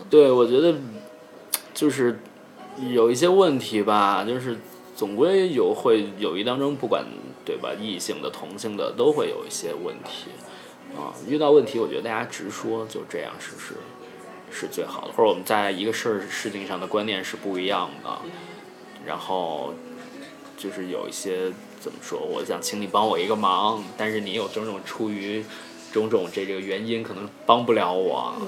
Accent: Henan, China; moved away; also born or lived in Singapore; 我是河南省的

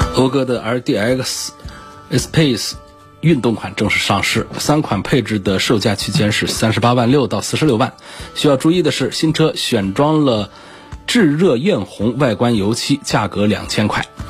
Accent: China; 积碳几乎是像我们中国人得胃病一样的

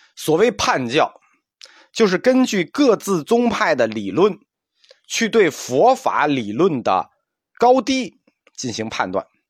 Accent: China; 我们中国人的文化特点

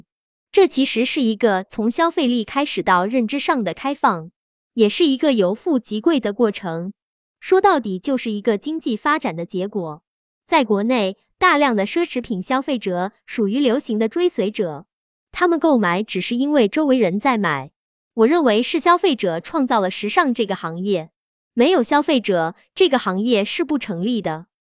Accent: China; 我们中国人又是如何看待中国品牌的？

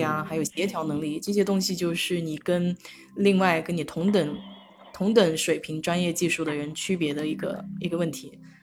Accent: China; now in United States; 因为我们中国人有些时候老是说会要去弥补自己的短板啊

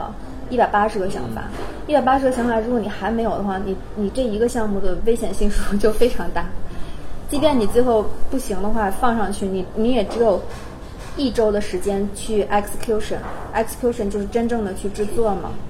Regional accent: China; 然后我我就会，其实我数学不好的，然后我就很无奈的说：“你们好，我是中国人，但

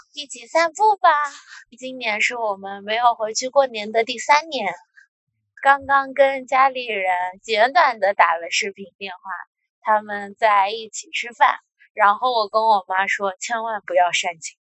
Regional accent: a small town in Jiangsu, China; moved away; 我的老家是江苏那边的一个小镇

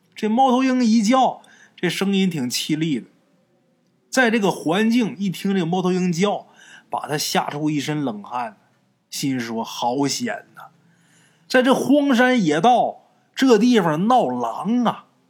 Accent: Liaoning area, China; 咱们东北也是，辽宁那一带我老家也是这样啊

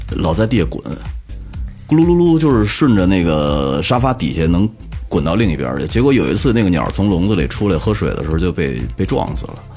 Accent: Mentougou, Beijing, China; 我以前小时候在门头沟住的时候

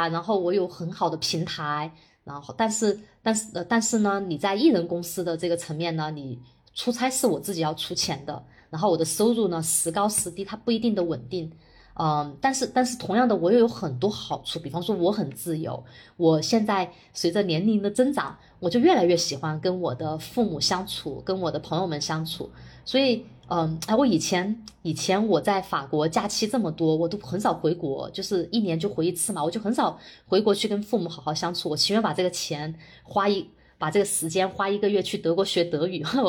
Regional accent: China; 我我作为一个在国内土生土长的人

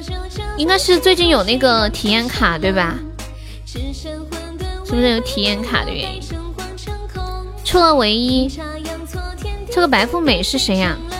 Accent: Sichuan, China; 对呀，我是四川人，马上二零二零年了。

